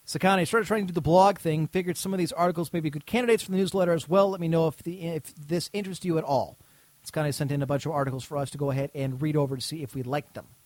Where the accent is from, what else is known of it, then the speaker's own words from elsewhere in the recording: United Kingdom; As you know, I am British, and we don't have any.